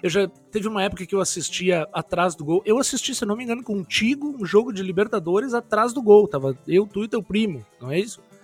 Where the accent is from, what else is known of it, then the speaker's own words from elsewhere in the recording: Porto Alegre, Rio Grande do Sul, Brazil; moved away as an adult; now in Carlos Barbosa, Brazil; eu sou nascido eh, em Porto Alegre, né? Nascido e criado